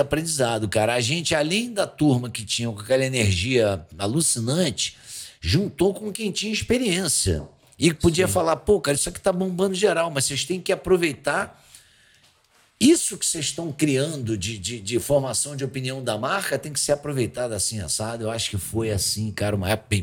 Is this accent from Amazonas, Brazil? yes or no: no; Rio de Janeiro, Brazil; eu sou carioca, criado na Lagoa, debaixo da favela Santa Marta